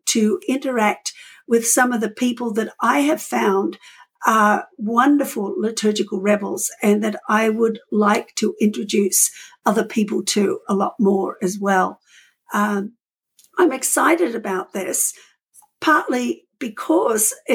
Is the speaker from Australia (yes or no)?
yes; Australia; moved away as an adult; also born or lived in New Zealand; I am an Australian physician, trained in Australia, then practiced in New Zealand